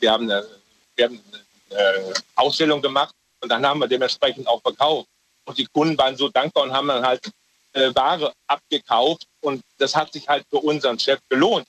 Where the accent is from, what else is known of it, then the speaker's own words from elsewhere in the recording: Ruhr area, North Rhine-Westphalia, Germany; bei uns im Ruhrgebiet